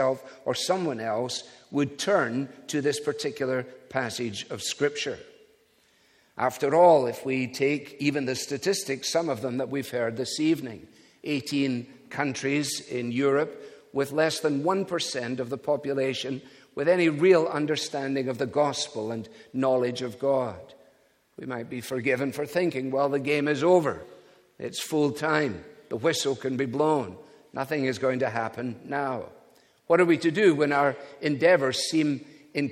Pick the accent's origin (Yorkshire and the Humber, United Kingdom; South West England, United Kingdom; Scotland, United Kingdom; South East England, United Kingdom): Scotland, United Kingdom; being a Scotsman